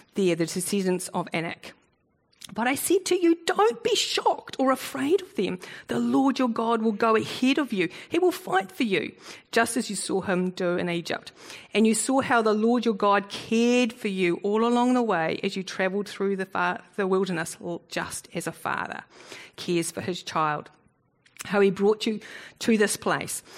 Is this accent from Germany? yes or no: no; New Zealand; also born or lived in South Africa; I, used to call myself a Kiwi Bok because I was born in South Africa and at the age of six I immigrated. So that's why I don't have a South African accent.